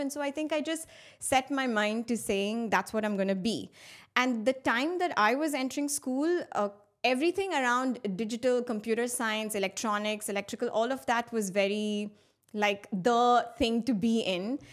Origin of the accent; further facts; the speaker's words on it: Muscat, Oman; also born or lived in India; I am of Indian origin, and I've been brought up in the Middle East in a beautiful city called Muscat